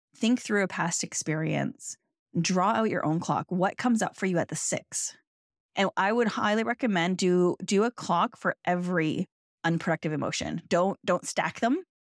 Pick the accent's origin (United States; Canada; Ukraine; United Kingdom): Canada; I'm Canadian